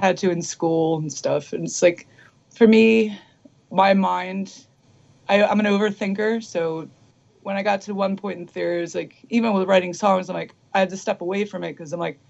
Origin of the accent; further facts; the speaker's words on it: Philadelphia, Pennsylvania, United States; moved away as an adult; now in Los Angeles, United States; I'm from Philly, and literally the music scene, it just didn't exist, you know. And when I was growing up, I was into like the thrash scene that was trying to stay together in Philly.